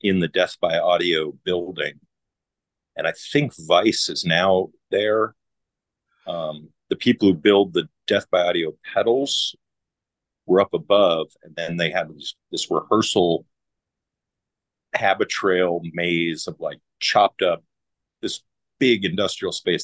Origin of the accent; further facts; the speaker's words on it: Canada; as a Canadian